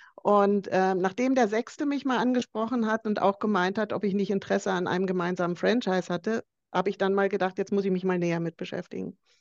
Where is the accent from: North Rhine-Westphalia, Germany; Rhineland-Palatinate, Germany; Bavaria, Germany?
Bavaria, Germany; ich komme ja aus Bayern